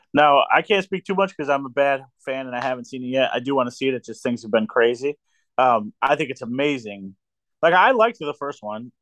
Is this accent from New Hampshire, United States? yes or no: no; New York, United States; also born or lived in Maryland; now in Pennsylvania, United States; I'm from New York